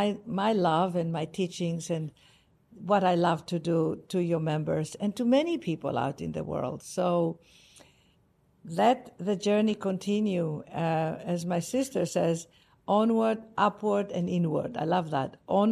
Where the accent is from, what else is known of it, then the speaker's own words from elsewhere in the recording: Greece; accent: Greek; English is a second language; now in United States; Yes, it's my Greek accent. I could never lose it. I tried.